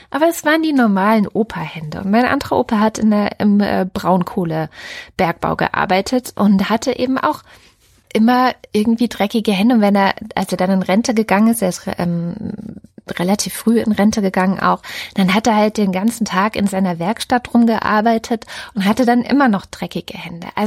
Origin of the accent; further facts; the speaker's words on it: East Germany, Germany; ich bin ja auch in der DDR groß geworden, also wie du im Sozialismus.